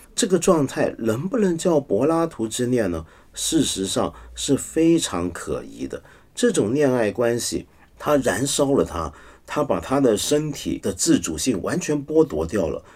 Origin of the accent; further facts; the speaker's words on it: Taiwan; 我小时候在台湾呢